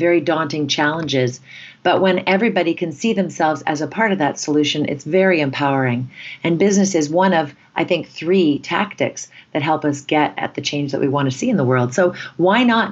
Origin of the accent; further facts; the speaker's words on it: Canada; in our culture as Canadians